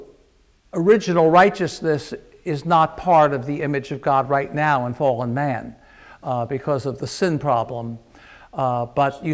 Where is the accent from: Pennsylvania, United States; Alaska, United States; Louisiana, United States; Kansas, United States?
Pennsylvania, United States; Philadelphia; I was a teenager growing up in Philadelphia